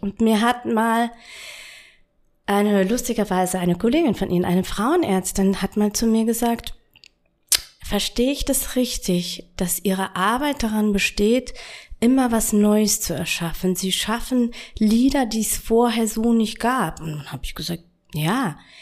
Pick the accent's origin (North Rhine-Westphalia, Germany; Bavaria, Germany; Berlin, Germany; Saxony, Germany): Bavaria, Germany; Und wo ich 13 war, äh, ich stamme aus Bayern